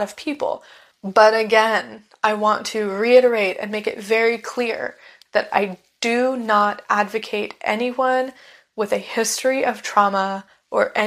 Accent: United States; I am a white American woman

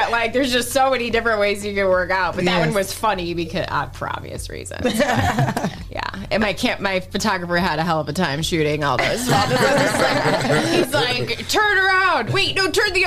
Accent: Maumee, Ohio, United States; I grew up in Maumee

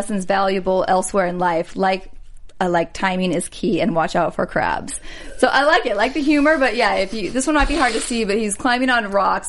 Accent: Nebraska, United States; I'm from Nebraska, and I grew up on a lake, so I love being outdoors and spent a lot of time in Colorado

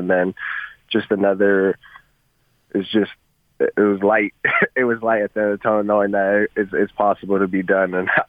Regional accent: Provo, Utah, United States; moved away as an adult; also born or lived in Las Vegas, Nevada / Seattle, Washington; growing up in Provo

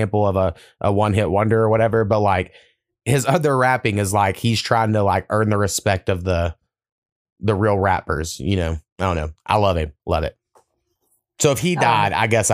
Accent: Oklahoma, United States; I have this memory at 4 years old because I grew up in Oklahoma, so everyone loves fucking country music

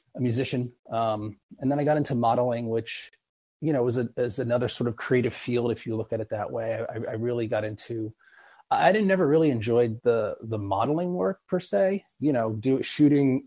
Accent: East Coast, United States; now in Los Angeles, United States; I'm originally from the East Coast

